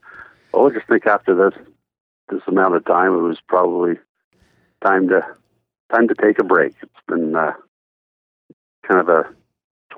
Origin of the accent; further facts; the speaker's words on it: Owen Sound, Ontario, Canada; I grew up in Owen Sound, and my dad owned some horses